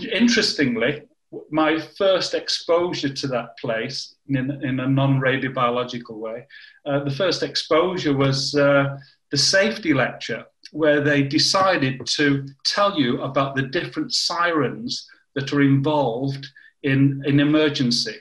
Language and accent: English; Warrington, North West England, United Kingdom; moved away as an adult; also born or lived in Deep River, Canada; I'm from the north of England, Warrington